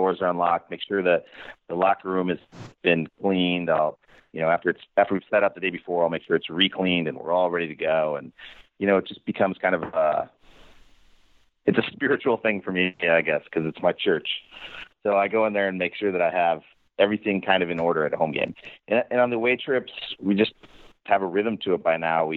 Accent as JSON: {"language": "English", "region": "Montana", "country": "United States", "tie": "born or raised there", "also_born_or_lived": "Florida", "moved": "yes", "lives_now": "Kansas City, United States", "said": "I grew up in Montana"}